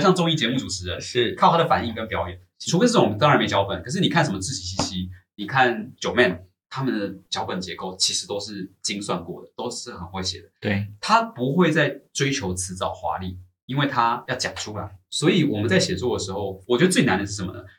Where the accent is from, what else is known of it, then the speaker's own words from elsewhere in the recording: Taiwan; 我们台湾人去看他们中学上课